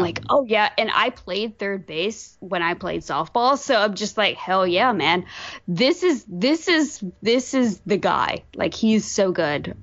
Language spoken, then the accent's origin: English; Virginia, United States; I am from Virginia. I grew up as a Braves fan